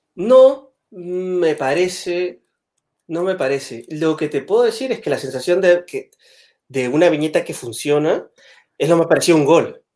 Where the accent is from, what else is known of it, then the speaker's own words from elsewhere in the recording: Peru; moved away as an adult; also born or lived in Madrid, Spain; now in Spain; en Perú somos mucho más eh, sutiles